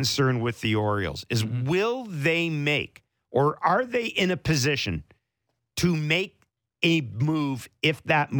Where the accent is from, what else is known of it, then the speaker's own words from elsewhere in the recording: Morden, Manitoba, Canada; That's my hometown